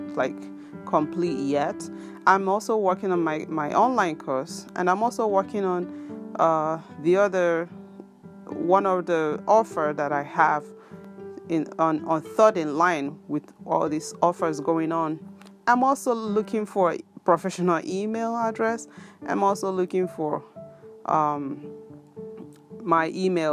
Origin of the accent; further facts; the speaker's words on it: Biafra land, South East Nigeria, Nigeria; now in Japan; where I come from Biafra land